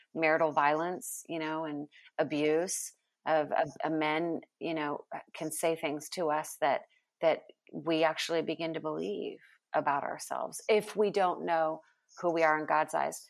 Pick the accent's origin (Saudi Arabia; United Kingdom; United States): United States; California; moved away as an adult; now in Texas, United States; I was born in California.